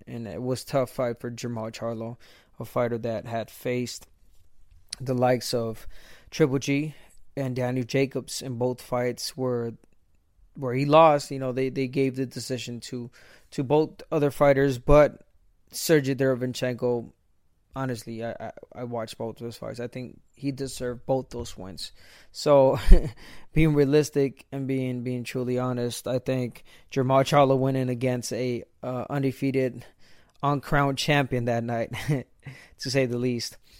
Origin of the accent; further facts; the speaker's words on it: Guadalajara, Jalisco, Mexico; I was born in Guadalajara, Jalisco, Mexico